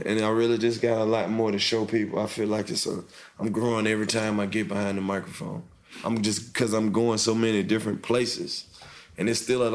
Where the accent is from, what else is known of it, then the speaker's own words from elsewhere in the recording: Mississippi, United States; moved away as an adult; now in Atlanta, United States; I'm from Mississippi.